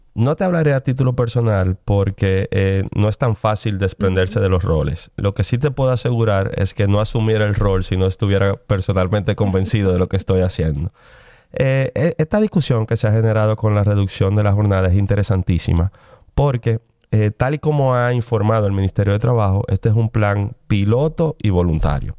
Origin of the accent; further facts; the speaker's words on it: Dominican Republic; tenemos como dominicanos